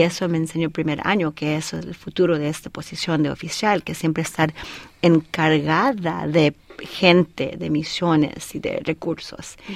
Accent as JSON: {"language": "Spanish", "region": "Colorado", "country": "United States", "tie": "born or raised there", "also_born_or_lived": "El Paso, Texas", "first_language": "Spanish", "moved": "as an adult", "said": "nací en El Paso, Texas, y mis hermanos y hermanas um, nacieron en Colorado. Y ahí estuve estudiando y de ahí terminé la secundaria"}